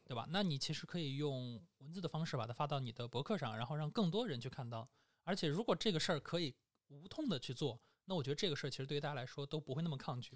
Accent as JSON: {"language": "Chinese", "country": "China", "said": "我们中国人"}